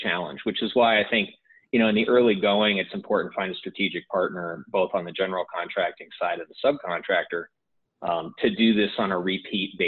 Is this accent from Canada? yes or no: yes; Canada; us, you know, being Canadian developers